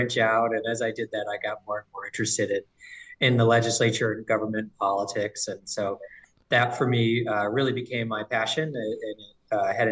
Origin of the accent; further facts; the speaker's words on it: St. Paul, Minnesota, United States; also born or lived in Seattle, Washington; I'm from St. Paul. I grew up in Highland Park